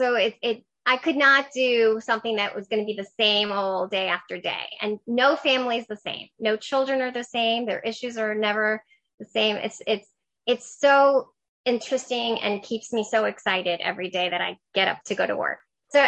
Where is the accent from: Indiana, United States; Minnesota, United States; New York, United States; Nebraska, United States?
New York, United States; New York City; English is a second language; now in Washington, D.C., United States; I grew up in New York City. Okay. I'm originally from Queens. I grew up with my mom and my grandmother, who are immigrants from Ecuador.